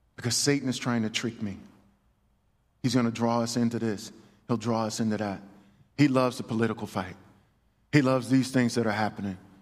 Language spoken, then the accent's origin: English; United States; I am a man of God before I'm an American